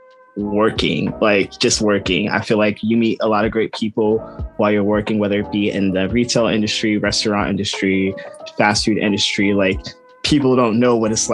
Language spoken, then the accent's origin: English; New York, United States; now in Florida, United States; I'm from New York, where, you know, it's tough love up there. And then moving down to Florida